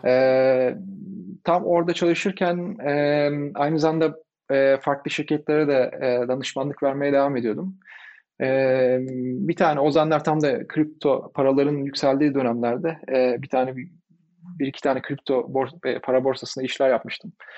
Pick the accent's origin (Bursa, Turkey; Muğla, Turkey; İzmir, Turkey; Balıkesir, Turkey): İzmir, Turkey; Izmir, Turkey; moved away as an adult; ben İzmirliyim. İzmir'de doğdum, büyüdüm.